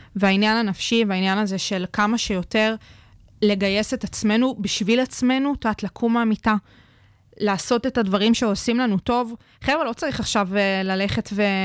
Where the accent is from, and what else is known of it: Israel